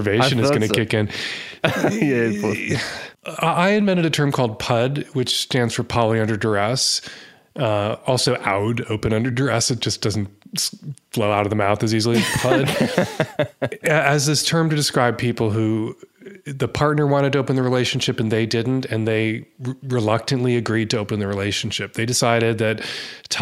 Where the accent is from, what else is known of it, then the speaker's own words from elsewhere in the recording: United States; as an American